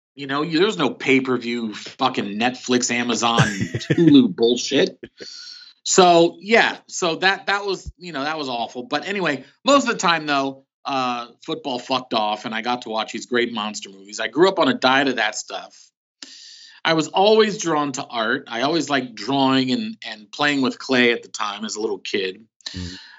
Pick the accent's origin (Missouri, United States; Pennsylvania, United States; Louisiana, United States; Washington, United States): Pennsylvania, United States; Philadelphia; also born or lived in New York City; now in California, United States; I was born in New York City, but at the age of two, we moved to Philadelphia. So I consider myself more of a Philadelphian